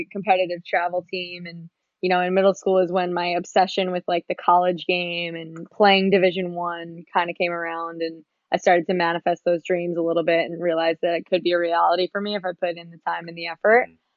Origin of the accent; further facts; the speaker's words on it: Long Island, New York, United States; I grew up on Long Island in New York.